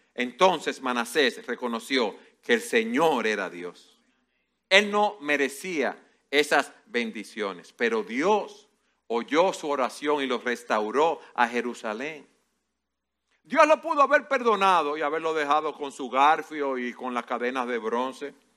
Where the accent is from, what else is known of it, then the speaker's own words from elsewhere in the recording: Dominican Republic; como buen dominicano